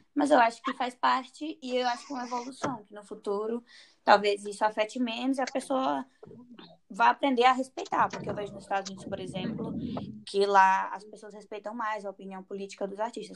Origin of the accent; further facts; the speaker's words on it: Fortaleza, Ceará, Brazil; moved away; eu sou cearense, sou de Fortaleza